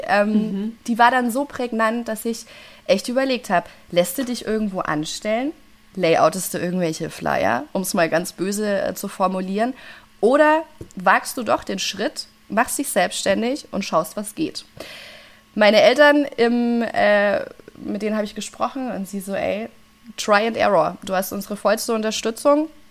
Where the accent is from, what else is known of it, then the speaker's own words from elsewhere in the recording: Franconia, Bavaria, Germany; ich bin eine Fränkin durch und durch, ich bleibe